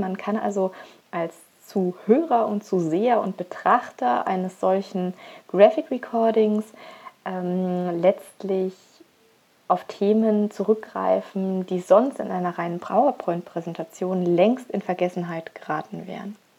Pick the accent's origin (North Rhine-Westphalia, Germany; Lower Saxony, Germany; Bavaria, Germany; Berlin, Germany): Bavaria, Germany; Augsburg; moved away as an adult; also born or lived in Rhine; now in Upper Lusatia, Germany; komme gebürtig aus Augsburg